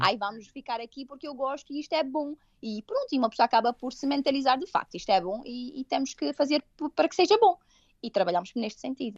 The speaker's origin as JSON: {"language": "Portuguese", "country": "Portugal", "tie": "born or raised there", "also_born_or_lived": "Toronto, Canada", "moved": "as an adult", "lives_now": "Canada", "said": "na minha terra, digamos assim, eu venho de uma ilha, não é? De um, um sítio muito pequenino em que toda a gente se conhece"}